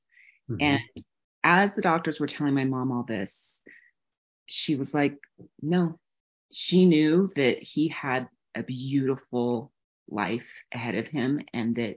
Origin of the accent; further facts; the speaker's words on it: New Mexico, United States; I grew up in the mountains of New Mexico, still there now